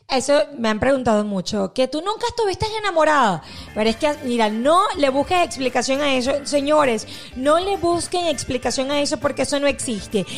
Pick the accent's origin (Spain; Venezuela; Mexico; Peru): Venezuela; moved away; nosotros que somos de Venezuela